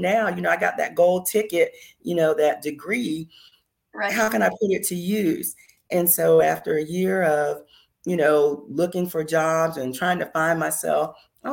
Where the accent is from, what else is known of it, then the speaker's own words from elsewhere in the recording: Myrtle Beach, South Carolina, United States; moved away as an adult; also born or lived in Phoenix, Arizona / Washington DC / Maryland area; my home state of South Carolina